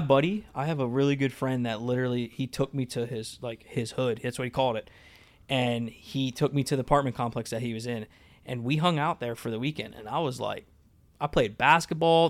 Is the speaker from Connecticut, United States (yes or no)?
no; Lebanon, Pennsylvania, United States; being born and raised in Lebanon